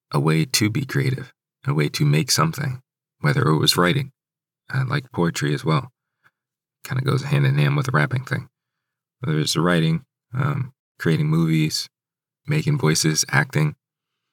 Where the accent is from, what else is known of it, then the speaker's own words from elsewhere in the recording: Hyattsville, Maryland, United States; Growing up in Hyattsville, growing up in the DMV area